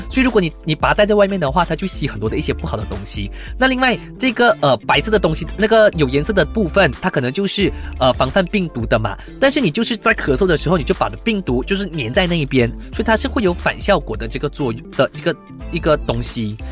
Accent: Malaysia; 其实我马来西亚人

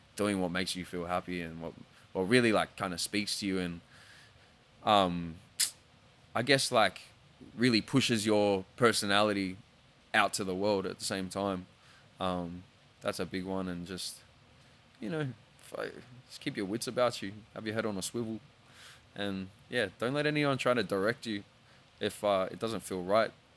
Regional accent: Australia; being Australian

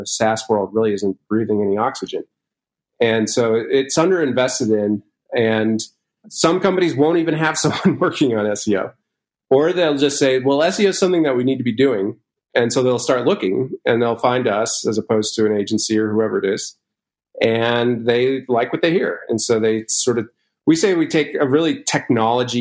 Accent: Boston, Massachusetts, United States; I'm actually from the Boston area

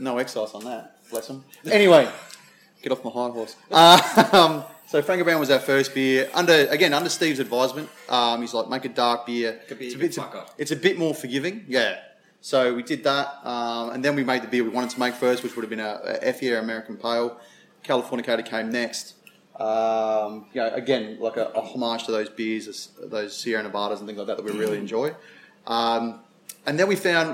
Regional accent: South Australia, Australia; Being South Australian

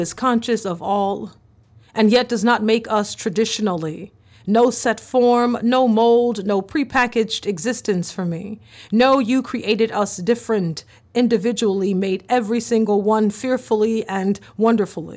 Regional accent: the South, United States; born or raised there

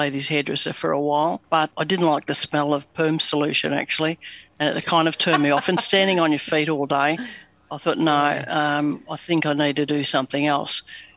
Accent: Melbourne, Victoria, Australia; I was born in East Bentley in Melbourne, and apart from a few address changes around the suburbs of Melbourne, lived most of my younger days in Macleod.

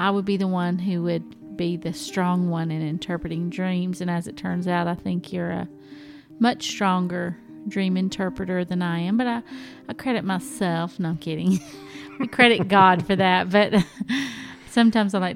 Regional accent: the South, United States; I'm from the South

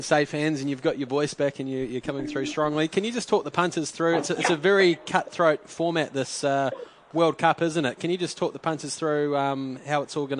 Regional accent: New Zealand; being a New Zealander

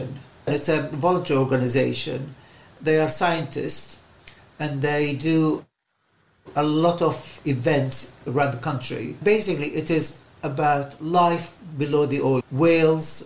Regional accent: Baghdad, Baghdad Governorate, Iraq; now in Maidenhead, United Kingdom; I was born and brought up in Baghdad in the Middle East

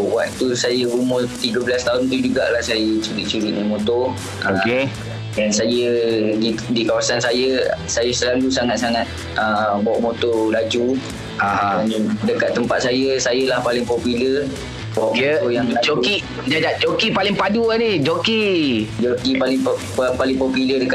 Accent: Pucung, Malaysia; saya berumur uh, 20 tahun dan okay. saya lahir pada 24 uh, November 2001 Alright. So saya asal uh, Pucung.

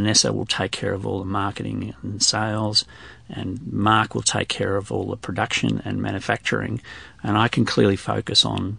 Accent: Australia; we're all Australian

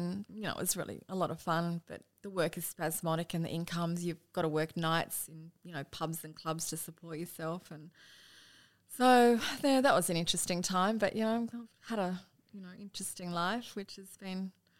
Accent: Dubbo, New South Wales, Australia; moved away as an adult; also born or lived in Melbourne; I grew up in Dubbo. We always lived in town. I'm one of four children, the eldest.

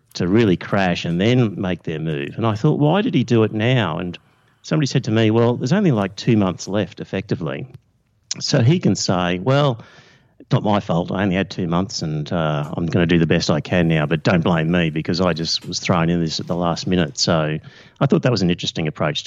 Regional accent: Australia; being Australian

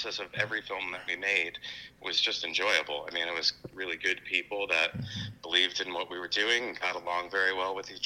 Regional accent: New Jersey, United States; now in Florida, United States; I grew up in North Jersey, and now I own a small business in Florida.

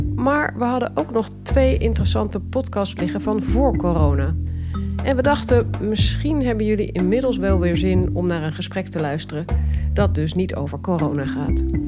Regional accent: Netherlands; wij Nederlanders

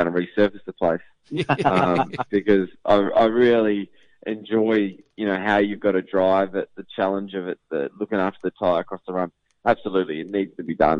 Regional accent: New Zealand; now in Melbourne, Australia; I'm a Kiwi through and through

